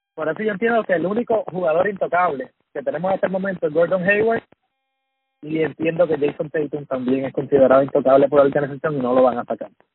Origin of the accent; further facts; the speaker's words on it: Puerto Rico; yo soy puertorriqueño